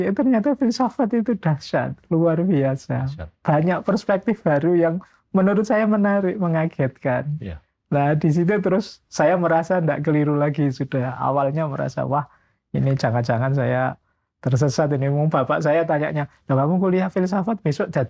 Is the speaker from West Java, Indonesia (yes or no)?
no; Mojokerto, East Java, Indonesia; born there; moved away as an adult; now in Yogyakarta, Indonesia; Saya lahirnya di Mojokerto. Cuma ya sejak kecil banyak pindah dari pondok ke pondok baru kuliahnya ke Jogja ya. tahun 93 lah ya berarti ini hampir 30-an tahun di Jogja.